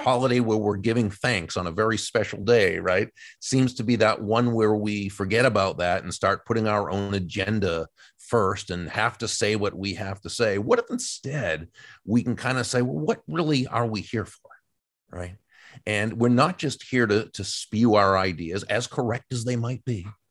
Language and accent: English; outside of Boston, Massachusetts, United States; I, I grew up outside of Boston